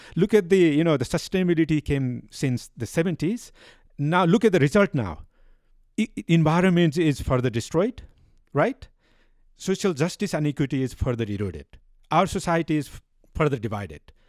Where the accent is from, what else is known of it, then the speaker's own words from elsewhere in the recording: Nepal; I am from Nepal.